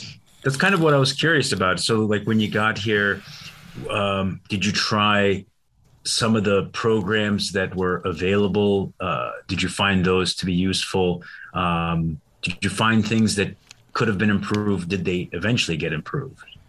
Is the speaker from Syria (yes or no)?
yes; Syria; I was born in Syria.